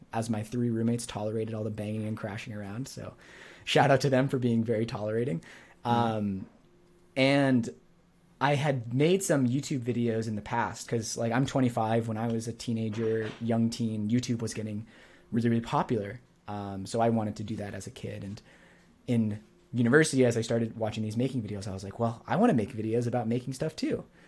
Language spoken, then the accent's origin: English; New Hampshire, United States; moved away as an adult; also born or lived in Montreal; I grew up in New Hampshire, and then I went to Montreal.